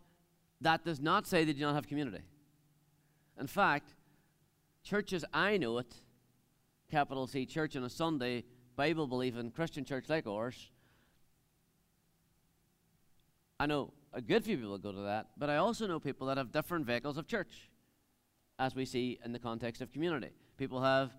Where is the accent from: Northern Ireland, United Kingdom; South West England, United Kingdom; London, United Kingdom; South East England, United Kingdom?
Northern Ireland, United Kingdom; Dunamanagh; I'm from Dunamana. I live in the middle of nowhere, on top of a hill, really.